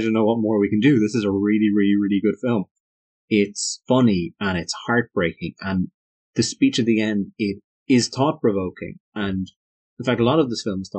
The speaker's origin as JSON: {"language": "English", "country": "Ireland", "said": "We are both Irish."}